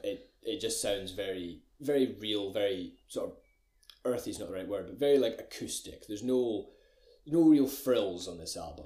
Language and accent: English; Glencoe, Scotland, United Kingdom; I'm from Glencoe. I'm from a little Scottish village.